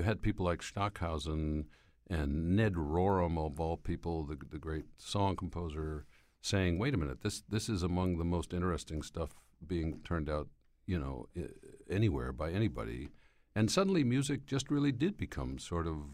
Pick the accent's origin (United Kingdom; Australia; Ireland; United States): United States; Schenectady, New York; I happened to be driving home from college that day to my hometown of Schenectady, New York.